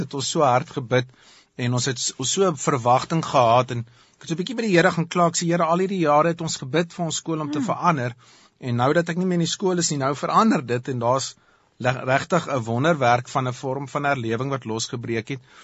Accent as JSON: {"language": "Afrikaans", "country": "South Africa", "said": "ons het as Afrikaners"}